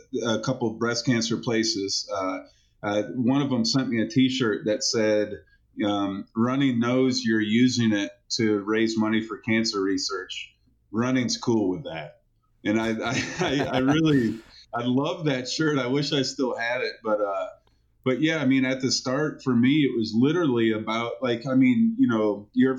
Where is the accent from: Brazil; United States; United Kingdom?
United States; Asheville, North Carolina; my hometown of Asheville